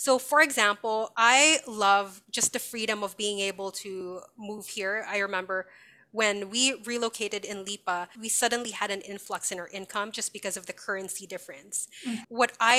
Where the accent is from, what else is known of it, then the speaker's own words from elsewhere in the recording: Canada; I recognize that because I came from Canada, we were able to give money for chemotherapy treatments.